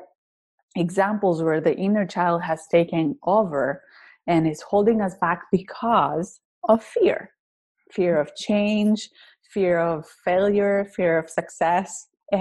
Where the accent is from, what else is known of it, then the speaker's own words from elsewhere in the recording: Greece; accent: thick accent; English is a second language; now in United States; When I moved to the US, I originally come from Greece. You can tell by my thick accent.